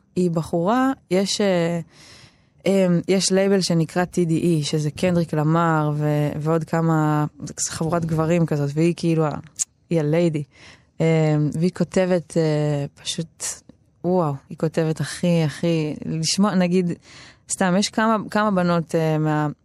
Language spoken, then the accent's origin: Hebrew; Tel Aviv-Yafo, Tel Aviv District, Israel; גדלתי ביפו